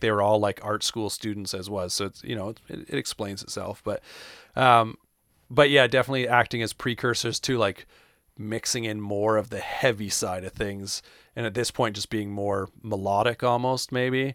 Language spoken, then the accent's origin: English; Canada; I'm from Canada